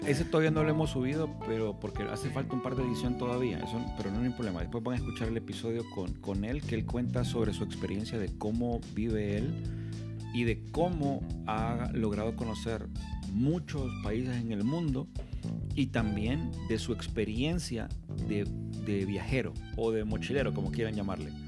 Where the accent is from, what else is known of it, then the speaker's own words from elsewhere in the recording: Honduras; somos nicatrachos, mitad nicaragüenses y mitad catrachos